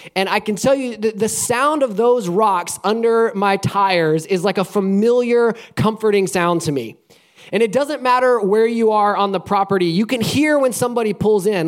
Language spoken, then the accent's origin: English; Alabama, United States; moved away as an adult; now in Florida, United States; I grew up in Alabama and I've lived in Florida for the last uh, 14 years or so